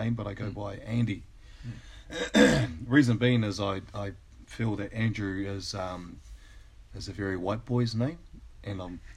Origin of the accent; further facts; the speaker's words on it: Auckland, New Zealand; moved away as an adult; now in Australia; I grew up in Auckland. I'm Māori